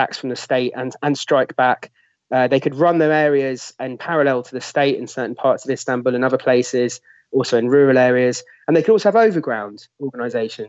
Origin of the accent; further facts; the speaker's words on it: London, United Kingdom; I'm a Londoner